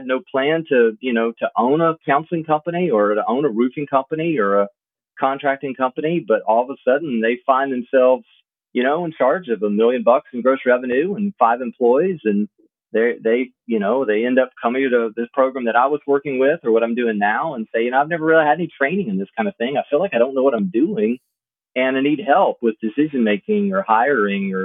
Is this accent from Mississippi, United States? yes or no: yes; Southwest Mississippi, United States; I grew up small town in Southwest Mississippi